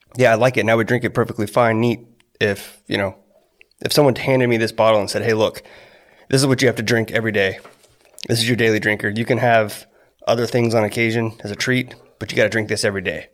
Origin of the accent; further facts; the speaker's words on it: Corpus Christi, Texas, United States; I'm from Texas born in Corpus Christi